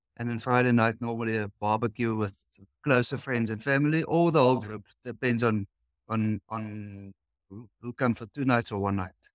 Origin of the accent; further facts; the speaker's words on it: Cape Town, Western Cape, South Africa; we're from the Cape Town in South Africa.